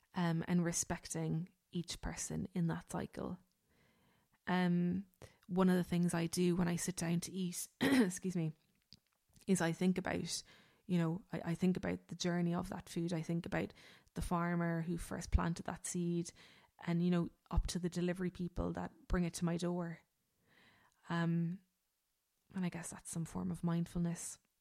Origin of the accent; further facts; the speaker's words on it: Ireland; we as Irish people